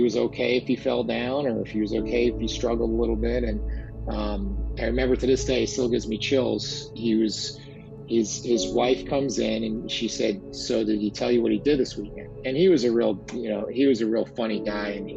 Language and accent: English; New Jersey, United States; As you could tell by my exotic accent, I am from New Jersey